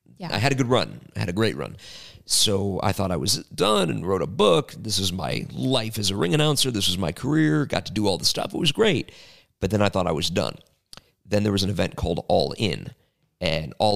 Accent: Chicago, Illinois, United States; Chicago, which is my hometown, grew up going to all the shows there

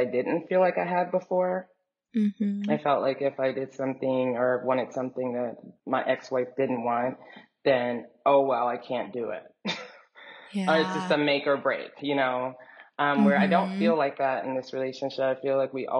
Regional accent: Dallas, Texas, United States; moved away as an adult; also born or lived in New York; I was growing up in Texas

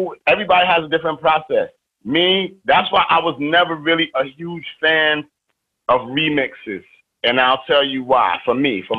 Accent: New York City, New York, United States; I'm from East New York. I'm from the crack era

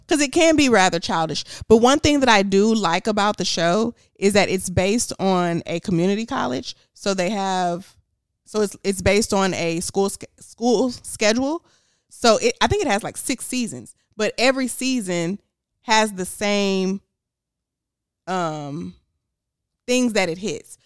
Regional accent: Houston, Texas, United States; I was from Houston

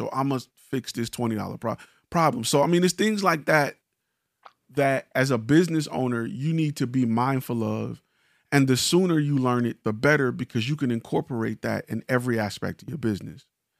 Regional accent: Detroit, Michigan, United States; I'm from Detroit where, you know, we do this type of dance and Chicago do that type of dance.

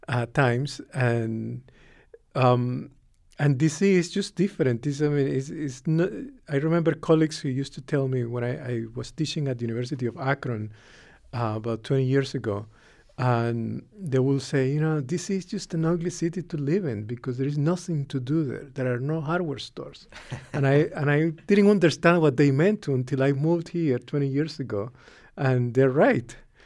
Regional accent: Nicaragua; I'm a product of the Cold War. I'm from Nicaragua.

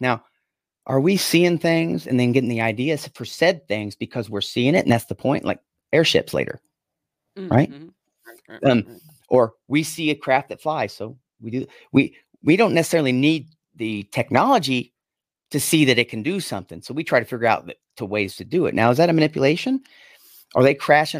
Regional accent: Yakima, Washington, United States; I'm from Yakima

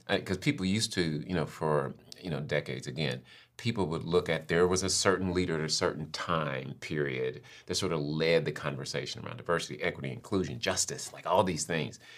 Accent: St. Louis, Missouri, United States; moved away as an adult; also born or lived in Cincinnati, Ohio; now in Florida, United States; I was born in the Midwest, Saint Louis, grew up, born and raised in Saint Louis, and then moved to Cincinnati, so more Midwest

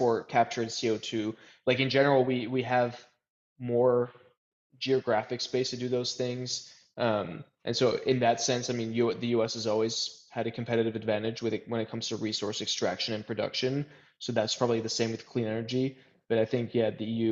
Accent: United States; working in America, living in America, being American

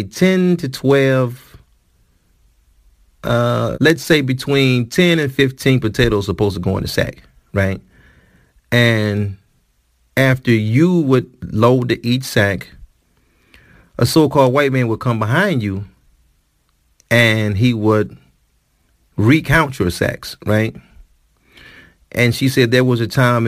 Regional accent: Detroit, Michigan, United States; In the city of Detroit, my hometown

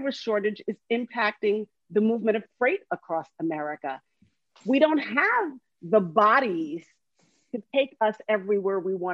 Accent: Long Island, New York, United States; moved away; also born or lived in New Jersey; I lived in New Jersey for 20-something years. I was born and raised in Long Island

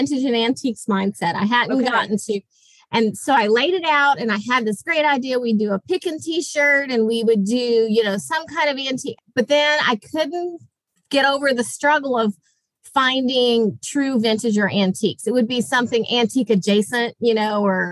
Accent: Jacksonville, Florida, United States; moved away as an adult; I am from Jacksonville, Florida

